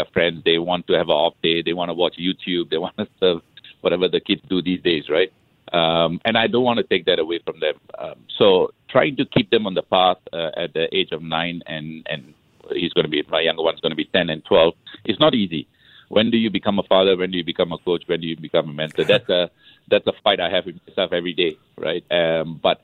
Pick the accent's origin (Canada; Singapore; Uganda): Singapore; moved away as an adult; now in Madrid, Spain; I'm very proud to be Singaporean.